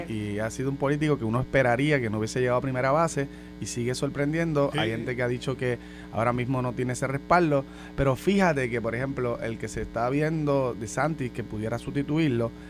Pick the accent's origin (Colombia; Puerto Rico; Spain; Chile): Puerto Rico; pero como puertorriqueño, uno se siente, uno se debe sentir indignado